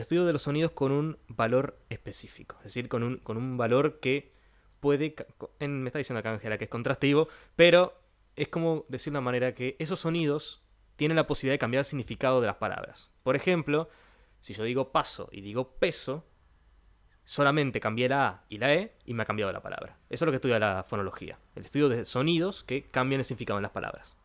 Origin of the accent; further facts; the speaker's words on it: Trinidad, Flores, Uruguay; moved away; yo soy del interior, vengo de la ciudad de Trinidad